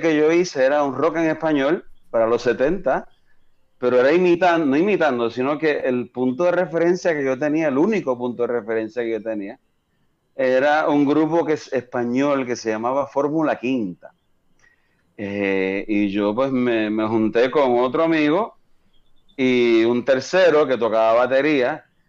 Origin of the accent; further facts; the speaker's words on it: Coamo, Puerto Rico; also born or lived in Fort Huachuca, Arizona / Germany / Kansas; Toda mi familia es de Coamo, y yo pues crecí